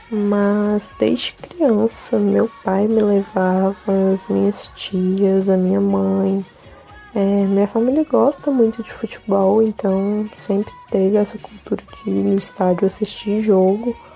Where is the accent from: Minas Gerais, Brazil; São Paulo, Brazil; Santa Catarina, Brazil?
Minas Gerais, Brazil; Eu sou de Minas Gerais.